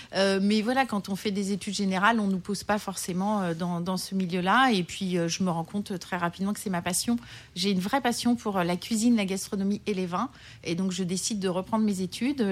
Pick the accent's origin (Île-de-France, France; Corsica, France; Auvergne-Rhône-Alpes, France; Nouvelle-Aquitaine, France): Auvergne-Rhône-Alpes, France; Lyon; now in Paris, France; Je suis lyonnaise